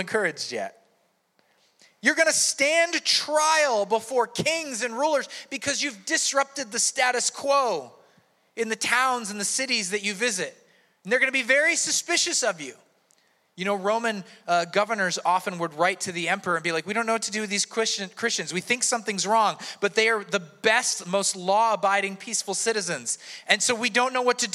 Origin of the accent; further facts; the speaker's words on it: United States; my rights as an American